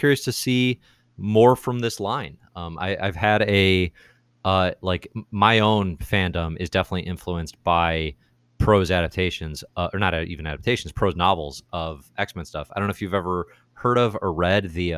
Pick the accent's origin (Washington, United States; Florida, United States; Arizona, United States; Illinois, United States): Illinois, United States; Chicago; I'm from Chicago